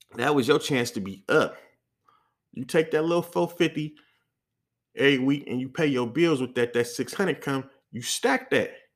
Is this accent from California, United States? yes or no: yes; the Bay Area, California, United States; I'm from the Bay